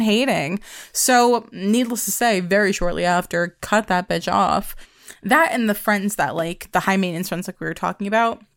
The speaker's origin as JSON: {"language": "English", "region": "Pennsylvania", "country": "United States", "tie": "born or raised there", "also_born_or_lived": "New York", "said": "I moved to Pennsylvania from New York"}